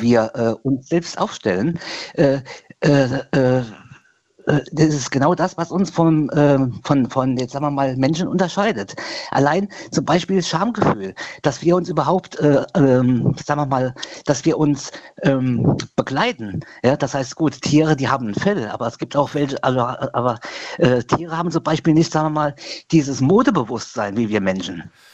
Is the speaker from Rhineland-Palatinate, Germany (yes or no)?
yes; Bad Sobernheim, Rhineland-Palatinate, Germany; bei uns in Sobernheim